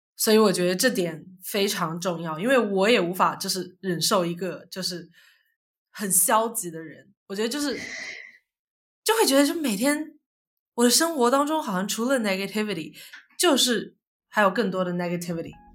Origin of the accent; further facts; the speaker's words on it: China; moved away; 我从小在中国长大